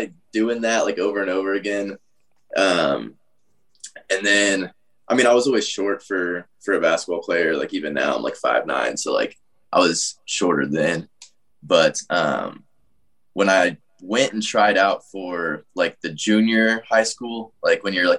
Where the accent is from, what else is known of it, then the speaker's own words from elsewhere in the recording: Atlanta, Georgia, United States; I grew up in, like, the suburbs of Atlanta